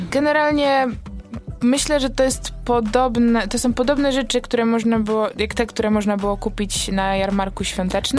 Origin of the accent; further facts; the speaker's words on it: Wągrowiec, Greater Poland, Poland; jestem z Wągrowca